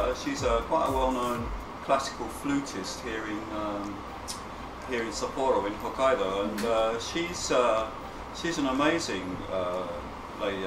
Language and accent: English; England, United Kingdom; moved away as an adult; also born or lived in Barcelona, Spain; I was born in England, but I actually haven't lived there since 1992